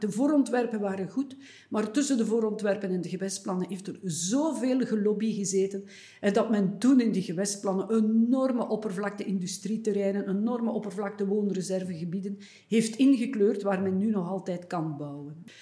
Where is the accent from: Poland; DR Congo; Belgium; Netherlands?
Belgium; Eeklo, Flanders; een kleine stad, Eeklo, waar ik geboren ben